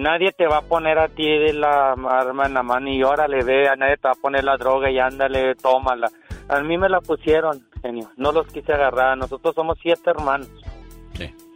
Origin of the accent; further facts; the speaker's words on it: Ciudad Juárez, Chihuahua, Mexico; now in United States; Yo nací en Juárez.